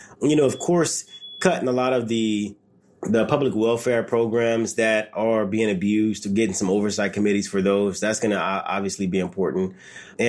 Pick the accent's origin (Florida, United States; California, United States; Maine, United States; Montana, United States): California, United States; Los Angeles; I grew up in the South LA, the 94 riots